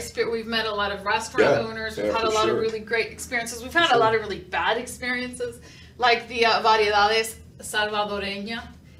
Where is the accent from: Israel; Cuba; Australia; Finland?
Cuba; now in Houston, United States; I'm originally from Cuba